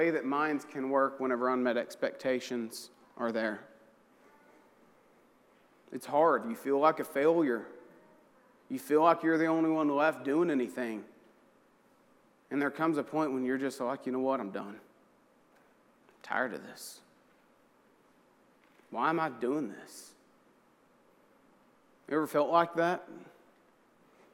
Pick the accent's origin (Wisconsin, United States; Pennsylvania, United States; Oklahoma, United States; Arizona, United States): Oklahoma, United States; I'm from Oklahoma, so I think in terms of tornadoes